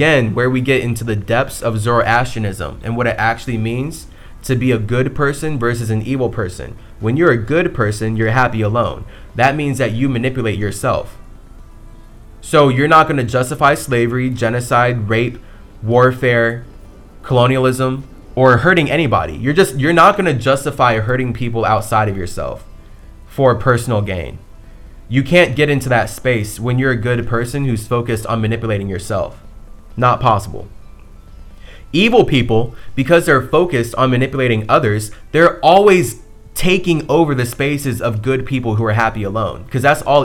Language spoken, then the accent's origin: English; United States; I'm from America.